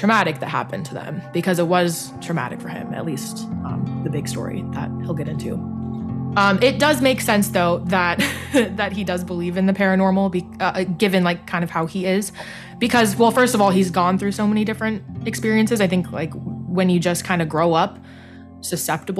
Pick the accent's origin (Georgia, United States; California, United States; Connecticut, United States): California, United States; Los Angeles; I'm from the Los Angeles area